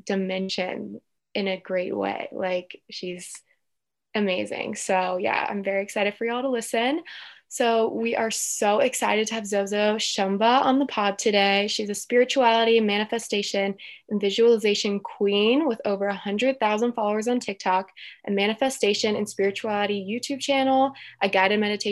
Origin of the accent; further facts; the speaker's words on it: Cincinnati area, Northern Kentucky, United States; I'm from Northern Kentucky, Cincinnati area